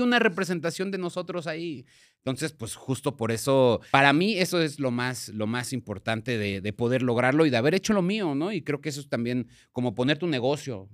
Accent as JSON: {"language": "Spanish", "town": "Ciudad Nezahualcóyotl", "region": "State of Mexico", "country": "Mexico", "said": "yo soy de Ciudad Nesa"}